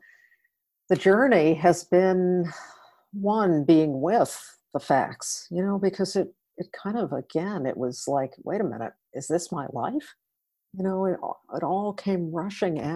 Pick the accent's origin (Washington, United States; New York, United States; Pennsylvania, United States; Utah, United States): New York, United States; outside of New York City, United States; I grew up outside of New York City in a middle-class family